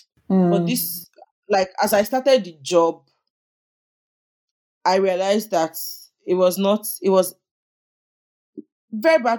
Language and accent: English; Lagos, Nigeria; also born or lived in Ogun State, Nigeria / Abuja; So I grew up in Oregun, Lagos